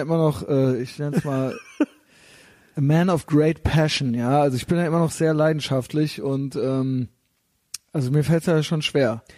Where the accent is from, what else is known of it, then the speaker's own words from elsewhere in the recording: Koblenz, Rhineland-Palatinate, Germany; moved away as an adult; now in Berlin, Germany; da, wo ich herkomme, also so in Koblenz-Neuwied